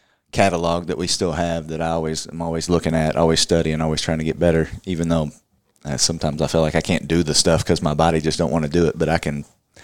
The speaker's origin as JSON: {"language": "English", "town": "Louisville", "region": "Kentucky", "country": "United States", "tie": "born or raised there", "said": "Born and raised in Louisville."}